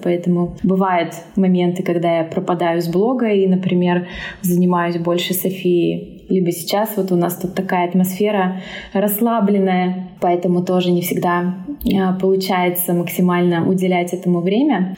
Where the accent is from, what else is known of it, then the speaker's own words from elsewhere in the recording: Omsk, Omsk Oblast, Russia; moved away; also born or lived in Moscow, Russia; Мы оба из Омска, из Сибири